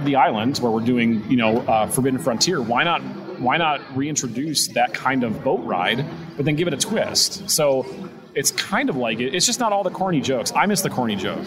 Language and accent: English; Wisconsin, United States; moved away as an adult; now in Ohio, United States; I'm not from here. I'm from Wisconsin